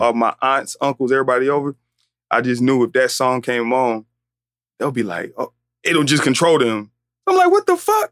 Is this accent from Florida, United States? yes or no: no; Atlanta, Georgia, United States; I'm from Atlanta